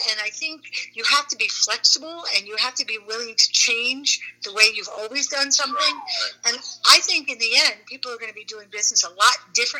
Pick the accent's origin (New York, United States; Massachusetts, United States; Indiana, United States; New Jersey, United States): New York, United States; New York City; moved away; I'm a New Yorker. I'm a Queens girl, born and raised.